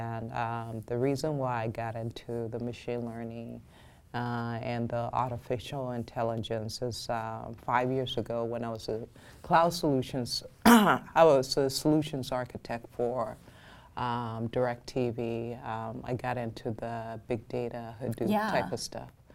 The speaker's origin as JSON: {"language": "English", "country": "Nigeria", "tie": "born or raised there", "also_born_or_lived": "Minnesota", "moved": "yes", "lives_now": "United States", "said": "I grew up in Nigeria, even though I was born in the U.S."}